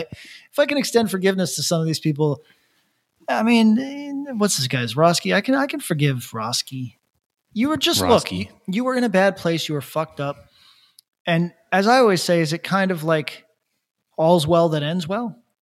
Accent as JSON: {"language": "English", "region": "California", "country": "United States", "said": "I'm from California. I came over here to act on those thoughts."}